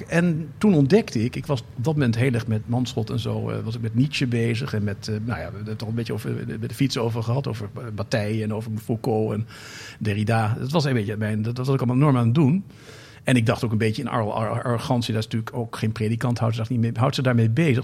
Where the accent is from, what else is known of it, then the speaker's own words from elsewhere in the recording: North Brabant, Netherlands; now in Amsterdam, Netherlands; ik kwam ook uit Brabant